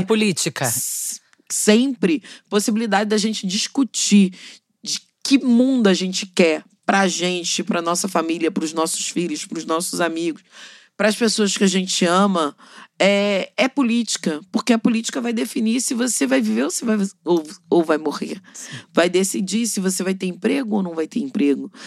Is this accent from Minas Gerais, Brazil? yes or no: no; Rio de Janeiro, Brazil; Eu sou cria da Maré